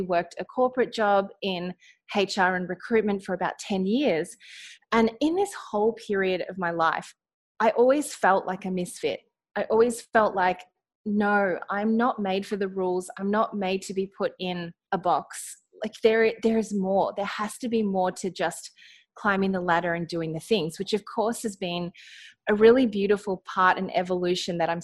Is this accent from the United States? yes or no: no; Australia; accent: Australian; I am in Australia. You might be able to hear it in my accent.